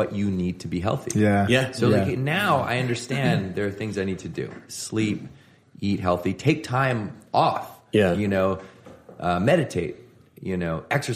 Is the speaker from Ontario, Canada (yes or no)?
no; Victoria, British Columbia, Canada; So I grew up in Victoria